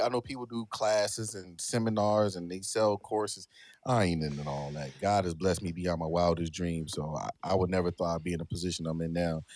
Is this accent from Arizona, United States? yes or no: no; Philadelphia, Pennsylvania, United States; I'm from Philly